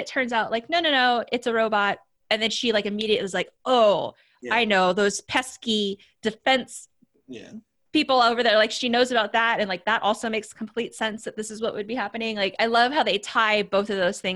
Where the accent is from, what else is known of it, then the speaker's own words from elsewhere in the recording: Washington, United States; I'm from Washington